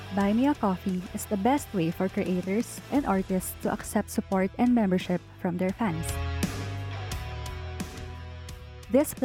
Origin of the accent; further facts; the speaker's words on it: Philippines; As Filipino citizens